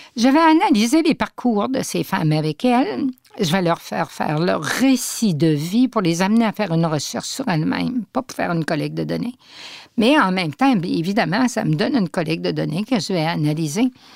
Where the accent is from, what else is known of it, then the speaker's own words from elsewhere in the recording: Saguenay, Quebec, Canada; Je suis originaire du Saguenay